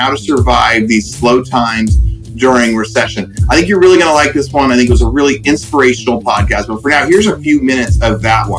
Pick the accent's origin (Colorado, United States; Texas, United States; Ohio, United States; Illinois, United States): Texas, United States; Austin; We're both from Austin, Texas.